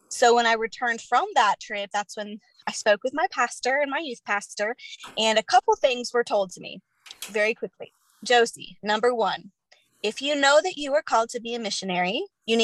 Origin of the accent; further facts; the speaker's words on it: Chandler, Arizona, United States; moved away; I'm initially from Chandler, Arizona